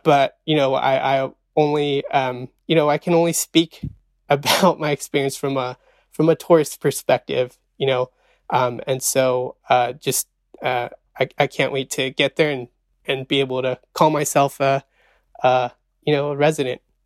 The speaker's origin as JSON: {"language": "English", "area": "Central Valley", "region": "California", "country": "United States", "tie": "born or raised there", "also_born_or_lived": "Arizona", "said": "I was born in the Central Valley, raised in the Central Valley"}